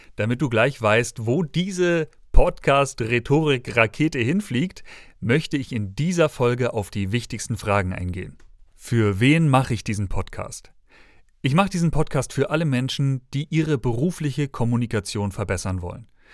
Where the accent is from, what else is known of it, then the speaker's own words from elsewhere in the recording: Schleswig-Holstein, Germany; now in Dresden, Germany; aufgewachsen im Bundesland des frischen Fisches in Schleswig-Holstein